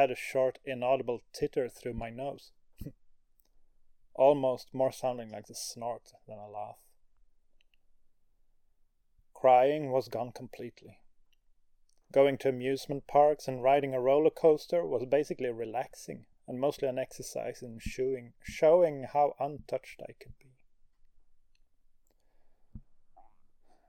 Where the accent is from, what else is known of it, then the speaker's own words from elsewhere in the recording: Sweden; Growing up in Sweden